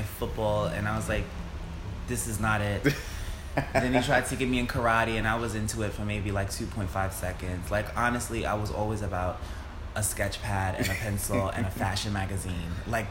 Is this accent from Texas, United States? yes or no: no; New York City, New York, United States; also born or lived in Brooklyn, New York; I've been living in Brooklyn for like 3 years now, but I'm born and raised in St. Albans, Queens